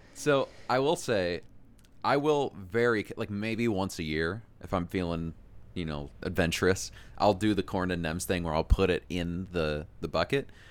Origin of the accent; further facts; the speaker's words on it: Iowa, United States; growing up in Iowa